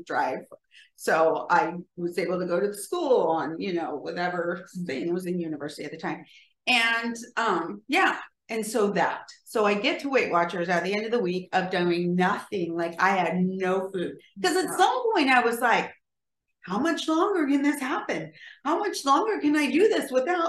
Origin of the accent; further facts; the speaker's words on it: California, United States; I'm from California and evidently that's how we say writer.